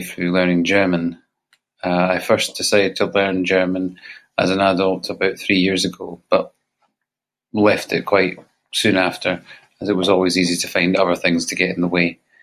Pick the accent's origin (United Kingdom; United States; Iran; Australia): United Kingdom; Scotland; I'm from Scotland